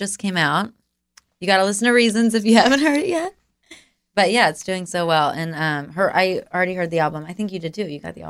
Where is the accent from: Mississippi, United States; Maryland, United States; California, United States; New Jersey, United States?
Maryland, United States; I'm from Maryland